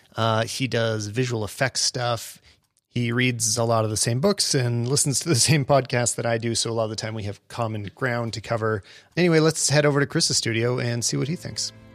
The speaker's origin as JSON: {"language": "English", "country": "Canada", "said": "we're Canadian"}